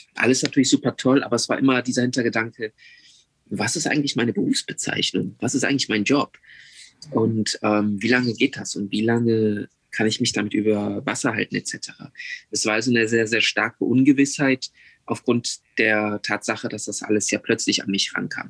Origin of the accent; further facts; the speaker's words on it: Germany; moved away as an adult; now in South Korea; ich schon als Deutscher, der Koreanisch spricht